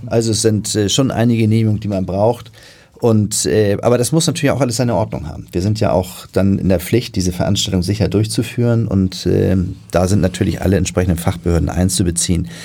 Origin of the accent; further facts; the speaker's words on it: Hamburg, Germany; bin ich natürlich in Hamburg geboren